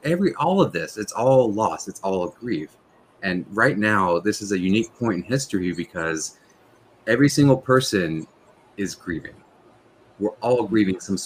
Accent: Tennessee, United States; moved away; I'm from Tennessee originally

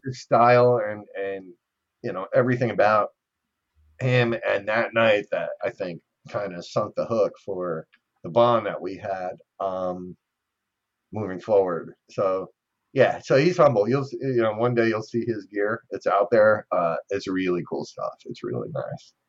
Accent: New Jersey, United States; I'm from New Jersey

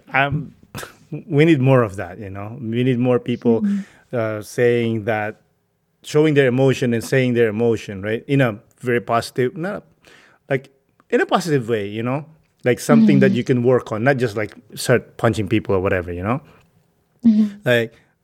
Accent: Philippines; English is a second language; moved away as an adult; now in United States; I grew up in the Philippines. I moved here when I was a man.

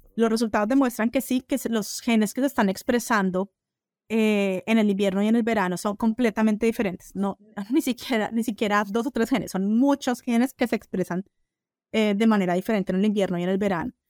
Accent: Colombia; also born or lived in Brazil; now in United States; soy colombiana

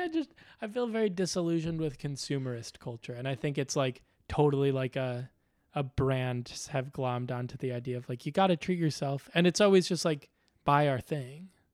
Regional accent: Chicago, Illinois, United States; now in New York, United States; when I moved to New York, I'm from Chicago

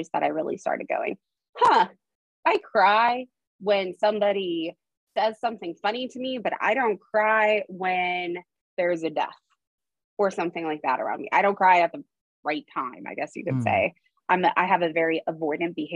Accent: Idaho, United States; also born or lived in Arizona; I was born in Arizona and at the age of 8, I moved to Idaho

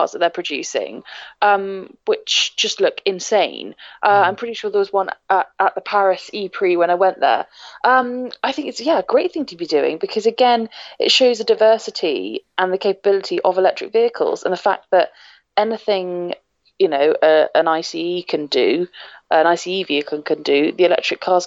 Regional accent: near Edinburgh, Scotland, United Kingdom; moved away; also born or lived in Lake District; I'm from Scotland, near Edinburgh originally

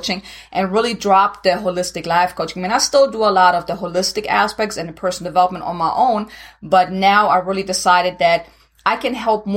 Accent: Germany; English is a second language; moved away as an adult; now in United States; originally I'm from Germany, so if anyone is wondering where this accent is coming from, now you know.

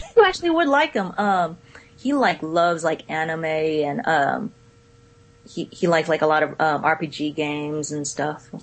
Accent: Richmond, California, United States; now in Florida, United States; I'm from the Bay Area in Cali

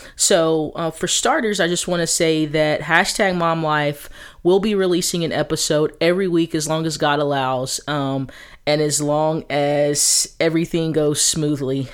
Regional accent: Texas, United States; now in Atlanta, United States; I'm originally from Texas, but I lived in Atlanta, um, North Atlanta, you know, about fourteen years of my life

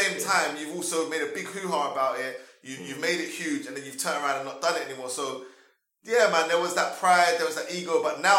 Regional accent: London, United Kingdom; I was born in London. Yeah, I was born originally in East London, but my mum relocated to South when I was 3.

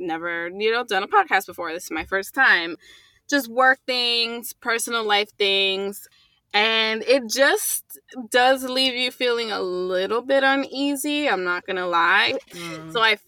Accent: United States; being a Latina and growing up in America

